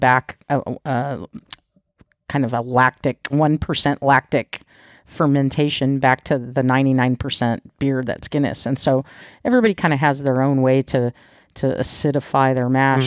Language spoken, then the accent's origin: English; United States